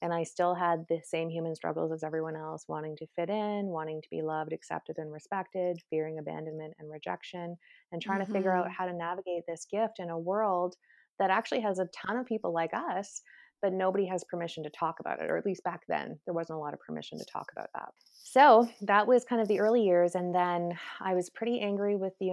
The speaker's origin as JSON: {"language": "English", "country": "Canada", "said": "I'm Canadian"}